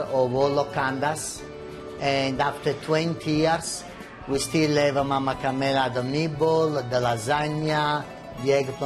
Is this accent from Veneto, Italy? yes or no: no; Naples, Campania, Italy; also born or lived in Amalfi Coast; now in Danville, United States; That's where we're coming from, Napoli